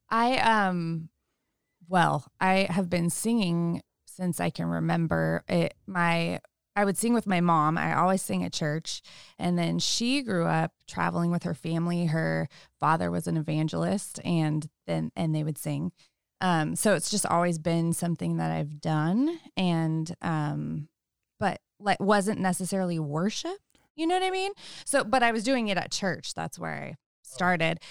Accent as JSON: {"language": "English", "town": "Sebastopol", "region": "California", "country": "United States", "tie": "born or raised there", "said": "I grew up in Sonoma County in Sebastopol and, um, have lived here most of my life"}